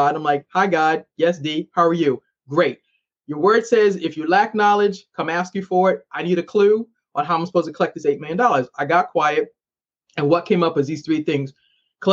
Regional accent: Boston, Massachusetts, United States; now in Maryland, United States; I'm originally from Boston.

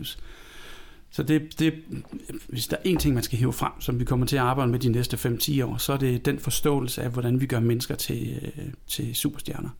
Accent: Denmark; now in Copenhagen, Denmark; Jeg er født i Jylland. Jeg flyttet til København for... Jeg har boet i København flere år, end jeg har boet i Jylland.

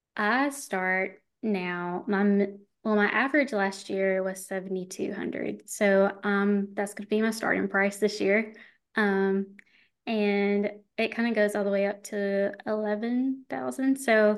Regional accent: Alabama, United States; if you can't tell from my accent, I'm actually from like the deep woods of Alabama.

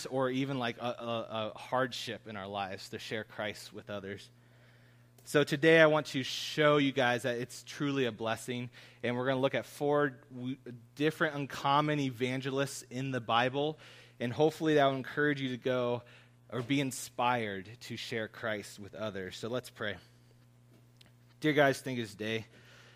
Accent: Columbus, Ohio, United States; I grew up in Columbus

